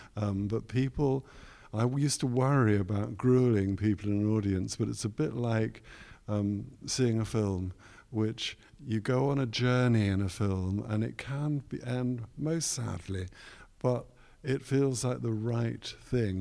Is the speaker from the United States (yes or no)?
no; London, United Kingdom; also born or lived in Cardiff; now in Leeds, United Kingdom; a young boy growing up in West London